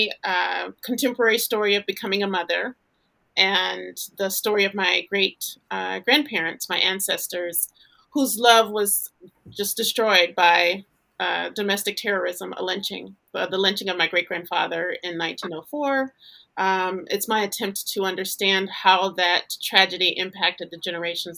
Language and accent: English; Louisiana, United States; moved away as an adult; now in Los Angeles, United States; I had left Louisiana. I'm from Louisiana. I had left Louisiana to live in Los Angeles